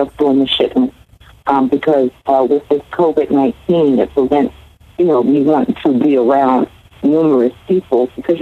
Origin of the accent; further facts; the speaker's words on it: Fayetteville, North Carolina, United States; I am originally from Fayetteville, North Carolina